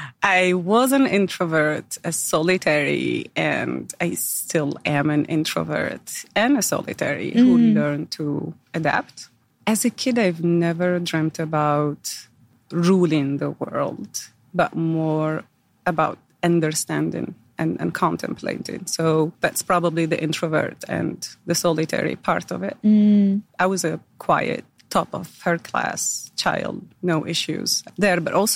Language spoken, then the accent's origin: English; Algeria; born there; So I was born in Algeria. I'm the eldest of three daughters.